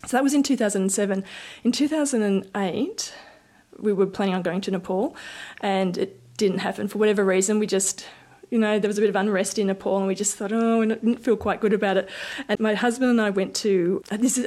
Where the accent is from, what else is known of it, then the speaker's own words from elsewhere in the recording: Bendigo, Victoria, Australia; also born or lived in Queensland / New South Wales / Sydney; Our family moved to Bendigo when I was maybe five or so